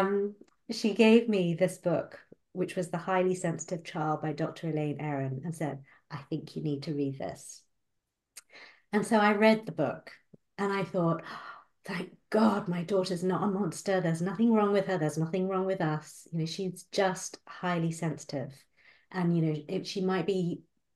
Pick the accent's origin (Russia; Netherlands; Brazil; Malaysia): Malaysia; moved away; I was born and brought up in Malaysia